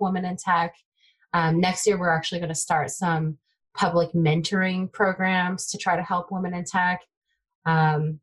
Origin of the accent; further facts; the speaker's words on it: Bay Area, Silicon Valley, California, United States; first language Taiwanese Hokkien; English is a second language; I grew up in the Bay Area, Silicon Valley